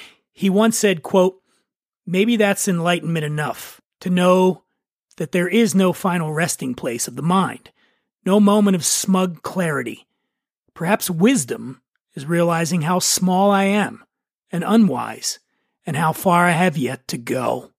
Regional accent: Philadelphia, Pennsylvania, United States; I'm from Philly

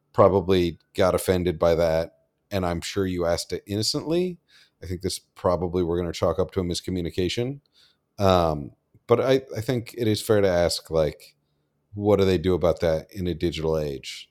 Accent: Washington, District of Columbia, United States; moved away; D C Film Fest, which was my hometown festival

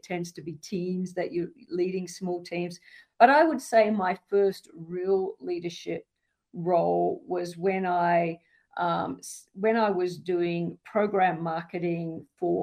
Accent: Australia; now in United States; I grew up in the outback of Australia

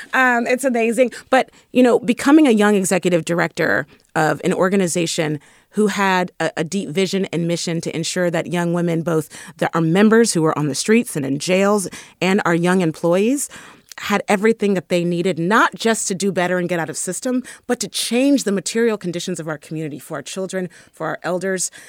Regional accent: San Francisco, California, United States; I was raised in the Fillmore. And definitely a deep child of the Bay Area

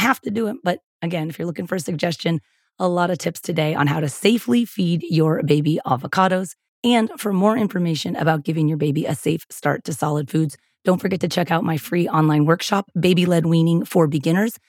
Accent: San Diego, California, United States; I'm from San Diego, and I've lived in California most of my adult life, most of my whole life, actually

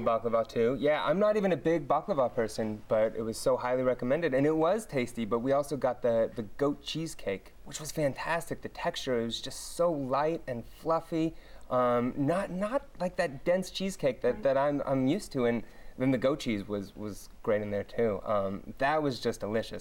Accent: Oakland, California, United States; moved away as an adult; also born or lived in Los Angeles; I grew up in Oakland

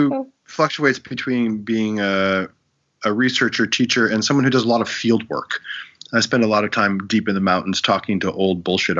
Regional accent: Massachusetts, United States; moved away as an adult; also born or lived in China / Tibet / India; now in North Carolina, United States; I grew up in Massachusetts. I've lived a lot of my life in China, Tibet, India, and I've been in North Carolina for about 15 years teaching college.

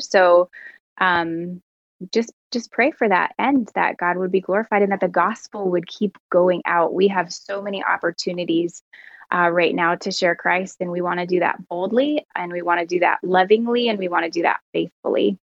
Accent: Canada; as a Canadian

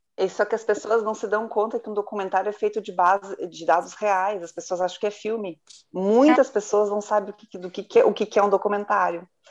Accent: Rio Grande do Sul, Brazil; Eu sou gaúcho

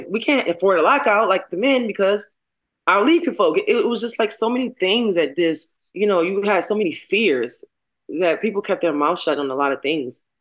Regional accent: Baltimore, Maryland, United States; I'm from Baltimore.

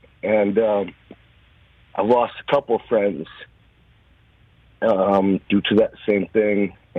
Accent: Montana, United States; all of us Montanans

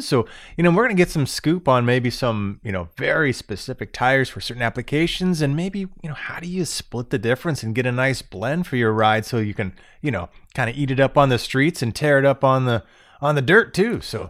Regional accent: Florida, United States; moved away as an adult; now in Michigan, United States; Born and raised in Florida my whole life, I moved up to Michigan.

